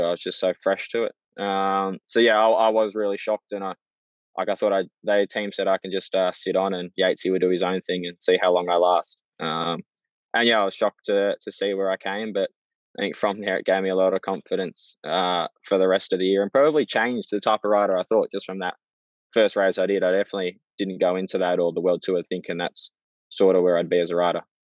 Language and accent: English; Australia; being an Aussie